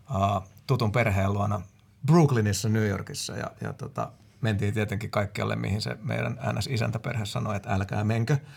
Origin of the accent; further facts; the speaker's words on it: Finland; me ollaan Suomesta